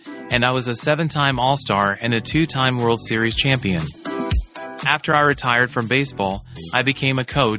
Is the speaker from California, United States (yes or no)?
yes; Los Angeles, California, United States; also born or lived in Washington, D.C.; I was born in Washington, D.C. and grew up in Los Angeles.